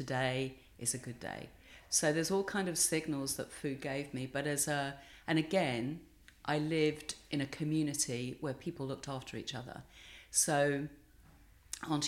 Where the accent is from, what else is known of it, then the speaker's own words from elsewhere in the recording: Bexleyheath, London, United Kingdom; I grew up in a council estate, two up, two down, in Bexley Heath in Kent